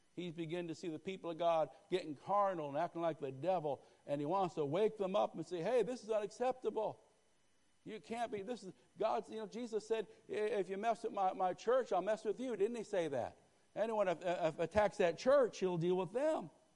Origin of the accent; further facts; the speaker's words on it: Northeast, United States; I grew up in the Northeast